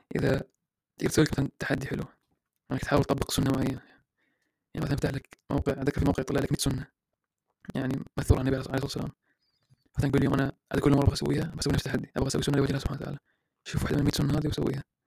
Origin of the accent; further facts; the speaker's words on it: Iraq; أنا عراقي